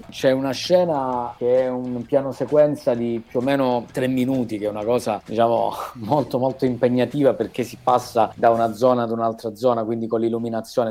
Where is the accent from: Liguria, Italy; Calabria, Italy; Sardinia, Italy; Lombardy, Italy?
Calabria, Italy; io sono calabrese